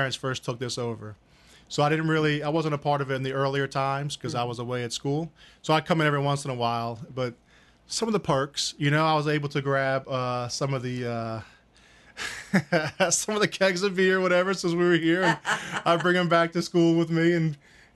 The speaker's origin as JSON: {"language": "English", "town": "Mandeville", "region": "Louisiana", "country": "United States", "tie": "born or raised there", "said": "I grew up here in Mandeville since first grade"}